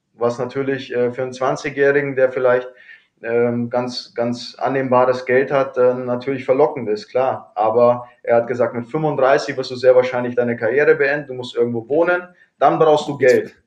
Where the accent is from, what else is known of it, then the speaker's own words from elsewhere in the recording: Kaufbeuren, Bavaria, Germany; also born or lived in Bremerhaven / Cologne; now in Wolfsburg, Germany; Bin gebürtiger Kaufbeurer